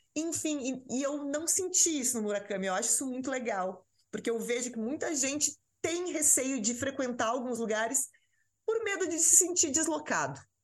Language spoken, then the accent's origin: Portuguese; the South, southern Brazil, Brazil; moved away as an adult; now in São Paulo, Brazil; eu sou do Sul